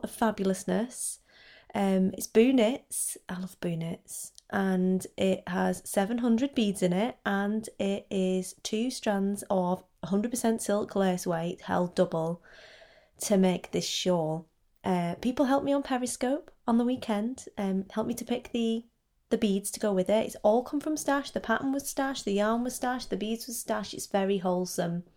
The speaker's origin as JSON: {"language": "English", "town": "Wigan", "region": "North West England", "country": "United Kingdom", "said": "I'm from Wigan, which is also in Lancashire"}